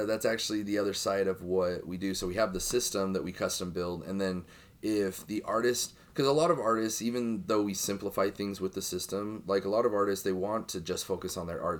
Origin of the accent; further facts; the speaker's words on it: Utah, United States; I grew up in Utah